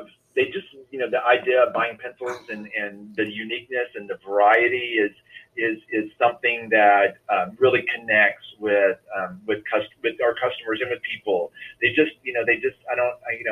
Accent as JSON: {"language": "English", "region": "Tennessee", "country": "United States", "tie": "born or raised there", "said": "Even when I was growing up in Tennessee, we would drive to Atlanta and go to Lenox Mall."}